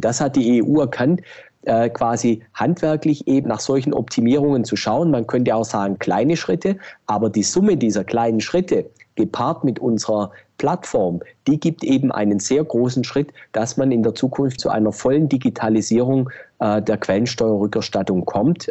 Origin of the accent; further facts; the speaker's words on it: Germany; wir als Deutsche